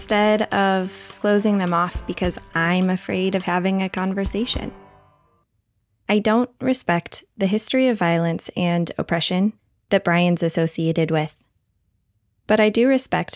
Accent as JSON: {"language": "English", "country": "United States", "tie": "born or raised there", "said": "an American who grew up in an environment"}